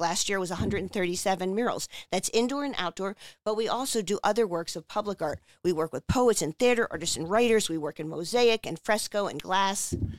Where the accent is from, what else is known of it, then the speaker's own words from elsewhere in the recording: Margate City, New Jersey, United States; moved away as an adult; also born or lived in Los Angeles, California; now in Philadelphia, United States; I grew up in Margate, New Jersey, right by the beach